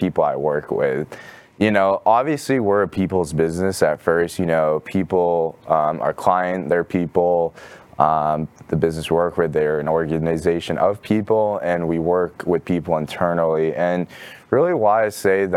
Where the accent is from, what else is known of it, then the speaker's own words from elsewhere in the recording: Mountain View, California, United States; moved away as an adult; now in Dallas, United States; I'm originally from California, Northern California, from a town called Mountain View